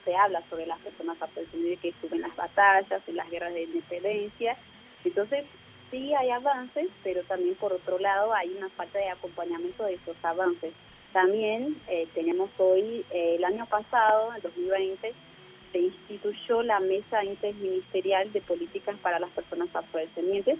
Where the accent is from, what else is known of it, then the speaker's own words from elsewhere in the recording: Brazil; now in Argentina; nací en Brasil